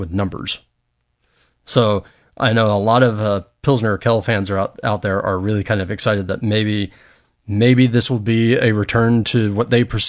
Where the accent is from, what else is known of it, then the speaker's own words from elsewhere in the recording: Apopka, Florida, United States; my hometown in Apopka, Florida